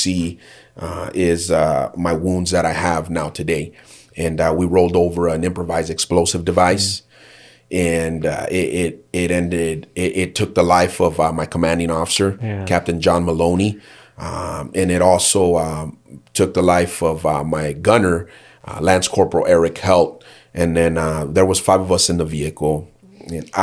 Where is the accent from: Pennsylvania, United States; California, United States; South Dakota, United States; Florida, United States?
California, United States; Fontana; I grew up in Fontana, California, just a few miles down the road from here